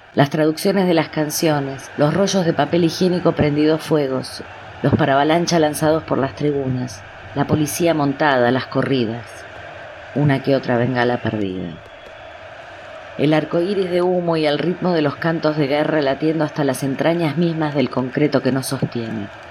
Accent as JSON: {"language": "Spanish", "country": "Argentina", "said": "con mis propias percepciones como argentina"}